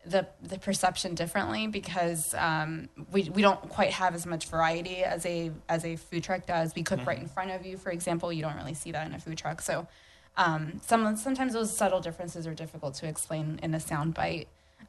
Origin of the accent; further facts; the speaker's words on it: Orlando, Florida, United States; also born or lived in Peru; I grew up in Orlando for the most part. I've been here since I was in elementary school.